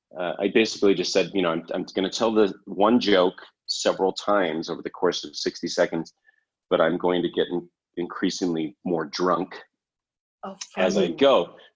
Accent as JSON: {"language": "English", "country": "Canada", "said": "It's like I'm from Canada. And so our accent is, you know, the stereotypical accent is very like, oh, hey, you know, oh, mm-hmm."}